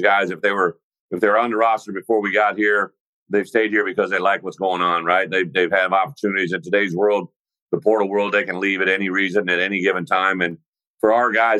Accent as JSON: {"language": "English", "region": "Illinois", "country": "United States", "tie": "born or raised there", "also_born_or_lived": "Wisconsin / Arkansas", "moved": "as an adult", "said": "And then to be here in Illinois, in my home state, this is where I grew up, right? I played Illinois high school football."}